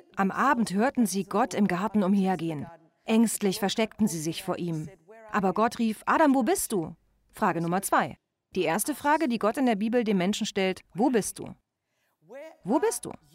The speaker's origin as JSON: {"language": "German", "country": "Australia", "accent": "Australian", "moved": "yes"}